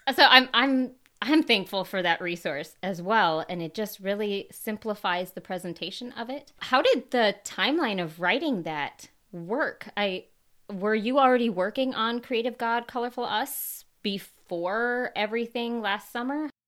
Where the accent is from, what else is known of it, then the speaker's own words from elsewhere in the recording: Minnesota, United States; moved away; I'm originally from Minnesota